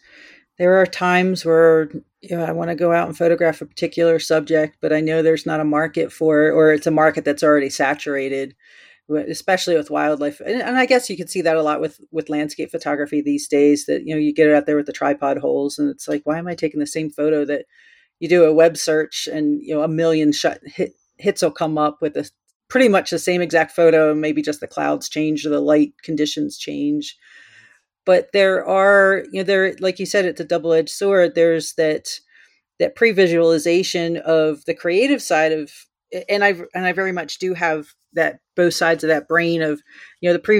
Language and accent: English; East Coast, United States; now in Colorado, United States; I grew up out in the East Coast. I did a lot of, as I could, you know, got my driver's license, I would go into the city and photograph some of the buildings over there. But once I moved out to Colorado